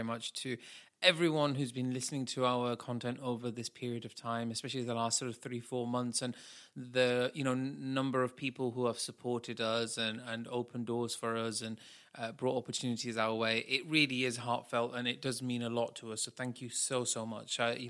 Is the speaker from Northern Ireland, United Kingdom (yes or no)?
no; Manchester, North West England, United Kingdom; They talk like this from Manchester. We're from Manchester.